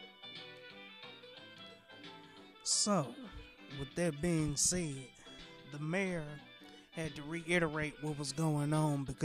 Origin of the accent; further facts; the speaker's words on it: Flint, Michigan, United States; my hometown of Flint, Michigan